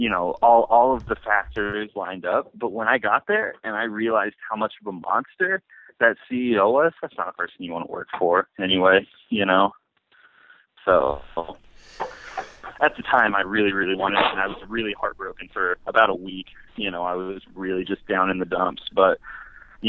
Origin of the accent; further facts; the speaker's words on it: Kansas City, Missouri, United States; moved away as an adult; now in Iowa, United States; I'm from Kansas City, Missouri